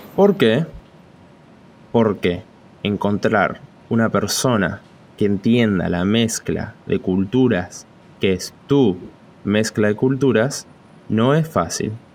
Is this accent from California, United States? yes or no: no; Miami, Florida, United States; now in New York, United States; Soy de Miami. Pero ahora vivo en New York